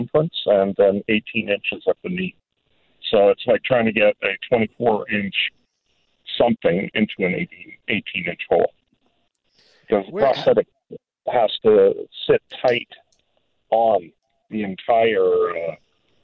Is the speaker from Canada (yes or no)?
yes; Canada; also born or lived in Toronto; That's being a Canadian.